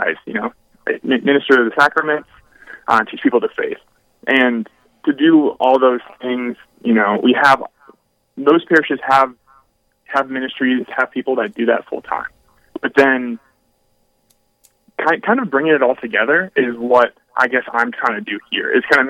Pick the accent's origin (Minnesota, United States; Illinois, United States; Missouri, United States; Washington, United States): Minnesota, United States; Brainerd; now in Duluth, United States; I grew up in Brainerd, Minnesota